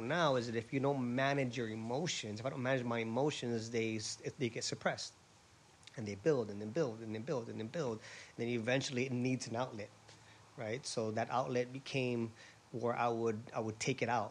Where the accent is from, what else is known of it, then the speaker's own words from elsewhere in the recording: Honolulu, Hawaii, United States; moved away as an adult; also born or lived in San Diego; I was born and raised in Honolulu, Hawaii